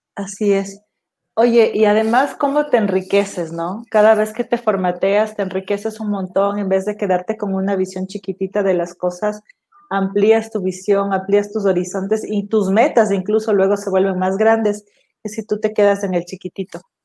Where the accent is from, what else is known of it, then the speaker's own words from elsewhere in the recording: Ecuador; also born or lived in Los Angeles; soy ecuatoriana